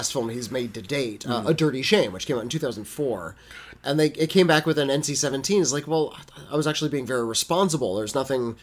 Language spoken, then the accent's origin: English; England, United Kingdom; I'm English